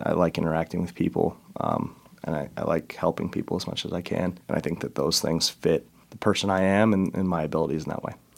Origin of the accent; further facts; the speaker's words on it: Chicago, Illinois, United States; moved away as an adult; also born or lived in Denver, Colorado; now in Sioux Falls, United States; I'm originally from Denver, went to high school in Chicago